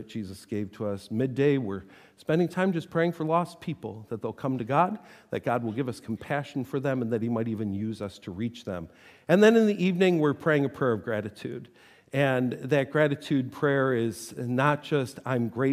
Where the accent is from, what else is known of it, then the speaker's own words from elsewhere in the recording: Buffalo, New York, United States; moved away; I grew up in Buffalo.